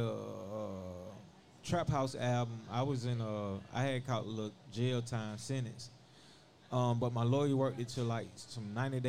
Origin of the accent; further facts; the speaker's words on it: Atlanta, Georgia, United States; growing up on Boulder Crest, you know